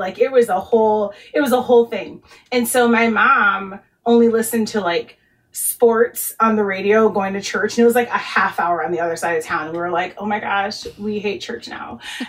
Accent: Chicago, Illinois, United States; I grew up in Chicago.

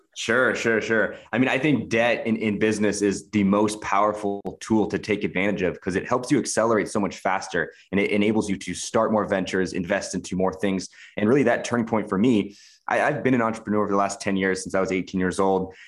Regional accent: Washington, United States; moved away as an adult; I'm American. I'm 28 years old. I grew up in Washington State.

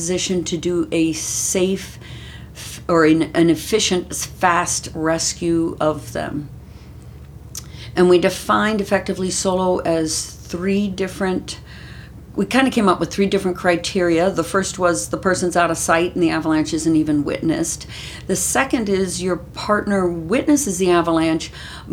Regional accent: Maryland, United States; moved away as an adult; also born or lived in Oregon; now in Utah, United States; I grew up in Maryland

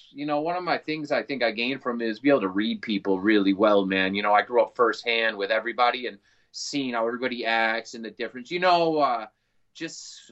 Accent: Massachusetts, United States; moved away as an adult; also born or lived in San Francisco, California; I'm from Massachusetts originally, so I moved back out here

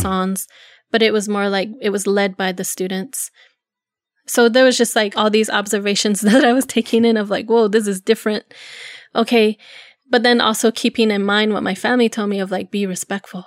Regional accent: Zuni, New Mexico, United States; I grew up in Zuni in a, a mobile home with my grandparents

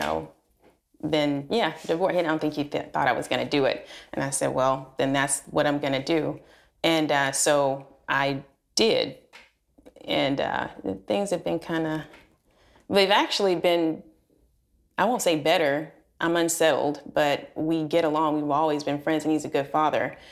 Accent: Alabama, United States; moved away as an adult; now in Texas, United States; I'm originally from Alabama

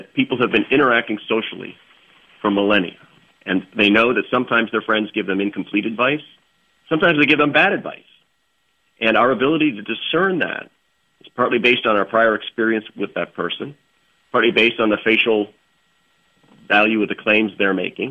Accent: East Coast, United States; growing up on the East Coast

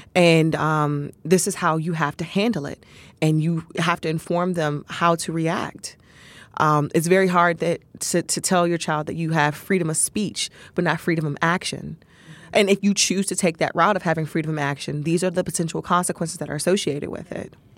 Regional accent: Capitol Heights, Maryland, United States; also born or lived in Mitchellville, Maryland; I grew up in uh, Capitol Heights, Maryland. Um, we lived uh, in Capitol Heights and then moved to Mitchellville, Bowie area.

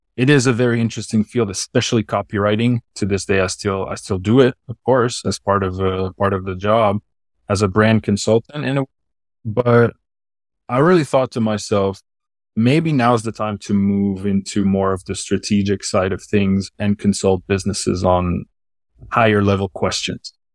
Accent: Switzerland; accent: Swiss; first language French; English is a second language; it's the Swiss accent in a way, because I'm from Switzerland. I'm not French

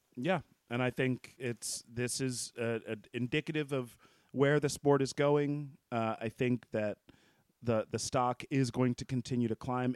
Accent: United States; I'm from the U S

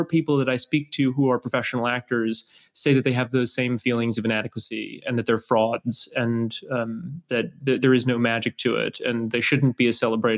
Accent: New Orleans, Louisiana, United States; I grew up in New Orleans and always looked up to him.

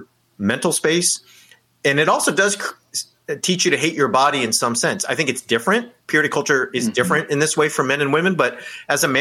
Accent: California, United States; I grew up in California

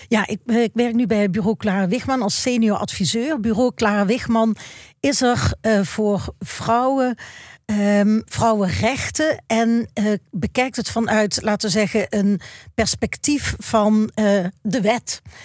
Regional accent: Maastricht, Limburg, Netherlands; ik ben opgegroeid in Maastricht

